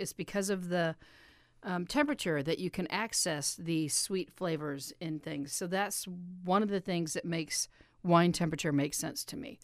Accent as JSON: {"language": "English", "town": "Kansas City", "country": "United States", "said": "I'm from Kansas City"}